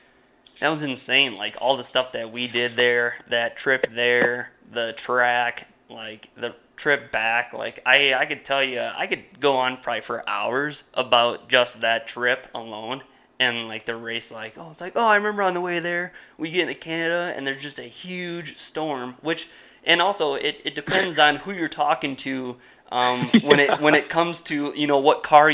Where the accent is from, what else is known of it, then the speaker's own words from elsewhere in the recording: Wisconsin, United States; we're from Wisconsin, man. We get snow, we get cold